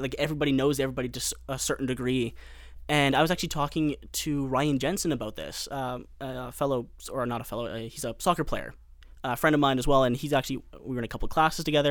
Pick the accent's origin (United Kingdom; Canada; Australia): Canada; Morden, Manitoba; my hometown of Morden